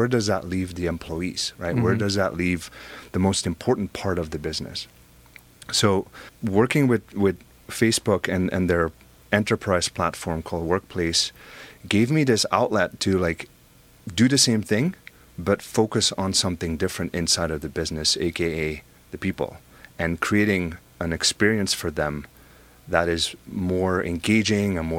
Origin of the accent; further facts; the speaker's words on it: Belgium; now in United States; I have an accent, right? I'm originally from Belgium